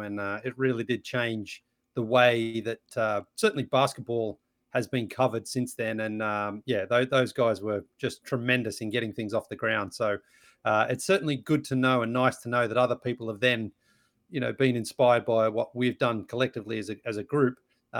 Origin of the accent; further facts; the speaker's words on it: Australia; growing up in Australia, I was a big basketball fan and I played basketball.